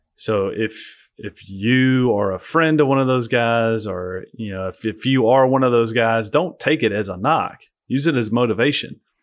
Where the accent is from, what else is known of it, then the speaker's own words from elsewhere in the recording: Alabama, United States; I'm stuck in my home state